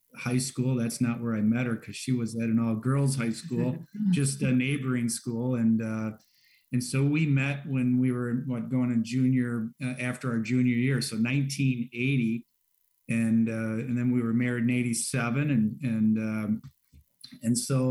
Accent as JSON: {"language": "English", "town": "St. Paul", "region": "Minnesota", "country": "United States", "tie": "born or raised there", "said": "We grew up in St. Paul, which is made up of a lot of little parishes"}